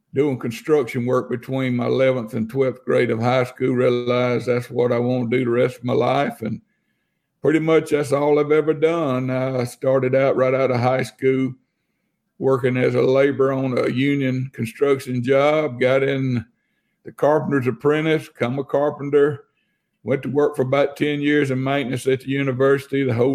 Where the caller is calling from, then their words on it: Tuscaloosa, Alabama, United States; I'm out of Tuscaloosa, Alabama.